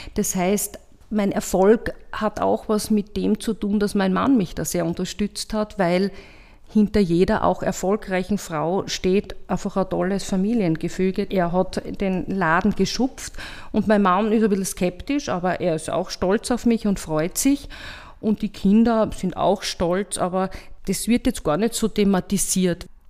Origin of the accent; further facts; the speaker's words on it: Graz, Styria, Austria; Ich bin in Gösting aufgewachsen